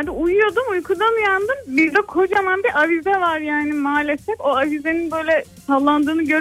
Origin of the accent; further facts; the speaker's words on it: Istanbul, Turkey; İstanbul'dan ebeyim ben